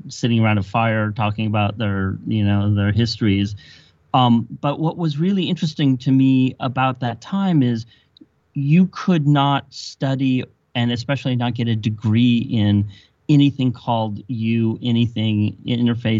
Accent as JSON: {"language": "English", "area": "South Bay, Silicon Valley", "region": "California", "country": "United States", "tie": "born or raised there", "said": "I grew up in the South Bay in what is now called Silicon Valley"}